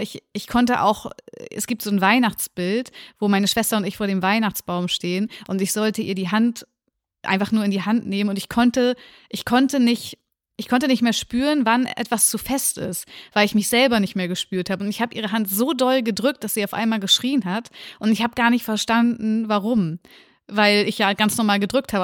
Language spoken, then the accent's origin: German; Lübeck, Schleswig-Holstein, Germany; also born or lived in Reinfeld; ich bin in Lübeck groß geworden, da bin ich auch geboren und habe die ersten zwei Jahre meines Lebens gelebt.